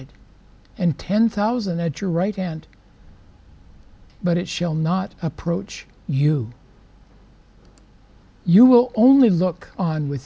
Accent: the Northwest, Pacific Northwest, United States; I'm from the Northwest

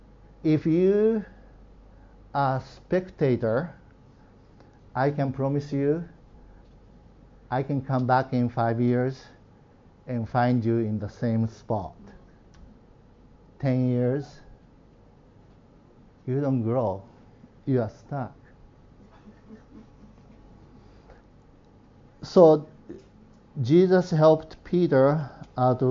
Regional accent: Nagano, Japan; moved away; I grew up in Nagano

